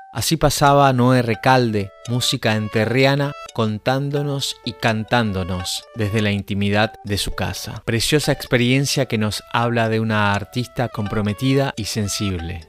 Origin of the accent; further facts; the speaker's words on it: Misiones, Argentina; músico misionero